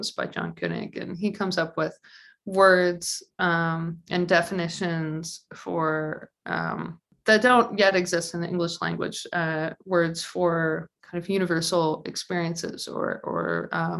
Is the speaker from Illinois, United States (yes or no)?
yes; Naperville, Illinois, United States; moved away; I'm not from Chicago, I'm from Naperville, which is for those unfamiliar with Chicagoland geography is like 40 minutes straight west on the train.